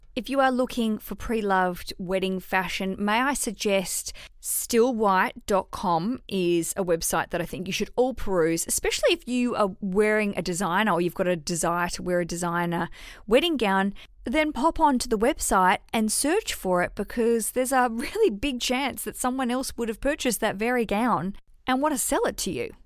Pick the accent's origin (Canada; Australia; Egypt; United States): Australia; Hobart, Tasmania; I grew up in Tasmania in Hobart